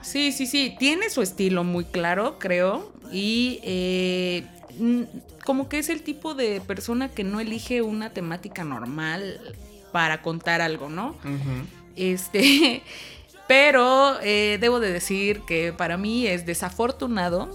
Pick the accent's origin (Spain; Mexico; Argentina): Mexico; como mexicanos